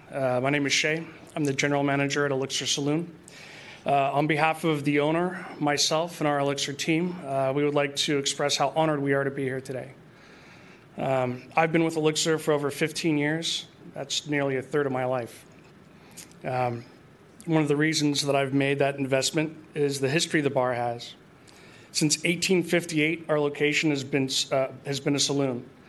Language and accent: English; San Francisco, California, United States; I was born and raised in San Francisco